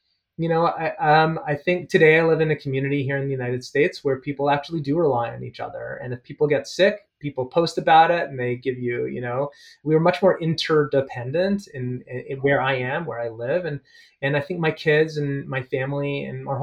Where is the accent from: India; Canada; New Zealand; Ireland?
Canada; Toronto, Ontario; moved away; I grew up at Bathurst and Eglinton. Forest Hill